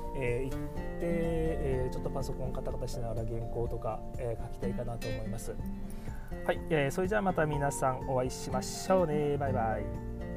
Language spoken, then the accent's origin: Japanese; Miyazaki, Japan; 私もあの地元の宮崎県で、えー、登録していますので